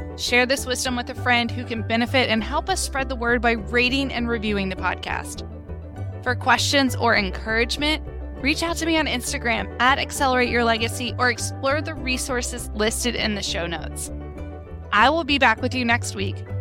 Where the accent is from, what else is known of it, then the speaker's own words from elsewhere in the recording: United States; we, as American citizens